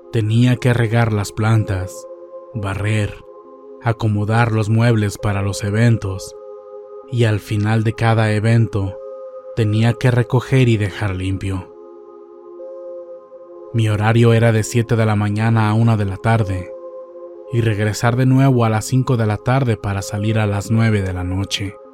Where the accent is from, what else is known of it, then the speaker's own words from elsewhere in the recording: Colima, Mexico; Soy de Colima, Colima.